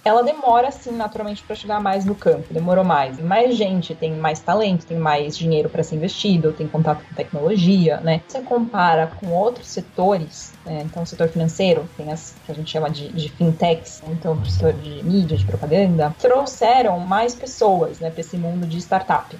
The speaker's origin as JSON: {"language": "Portuguese", "region": "São Paulo", "country": "Brazil", "tie": "born or raised there", "also_born_or_lived": "Germany", "said": "Nasci aqui em São Paulo"}